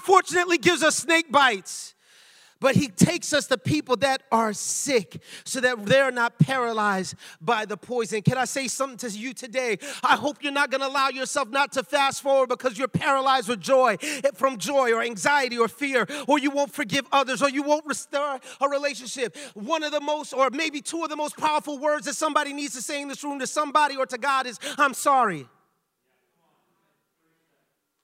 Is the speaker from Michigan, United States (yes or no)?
no; New York City, New York, United States; now in Lawrence, United States; I was born and raised in the Bronx, but my parents are Jamaican